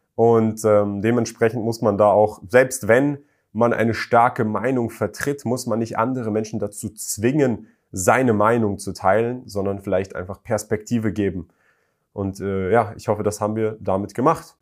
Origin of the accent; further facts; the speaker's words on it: Germany; ich komme aus Deutschland